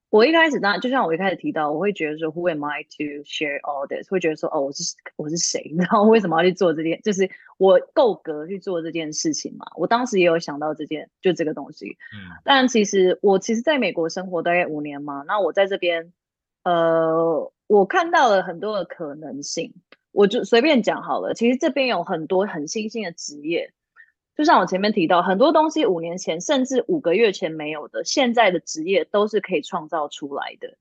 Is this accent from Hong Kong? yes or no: no; Taiwan; moved away as an adult; now in Los Angeles, United States; 我来自台湾，但我现在目前是住在美国洛杉矶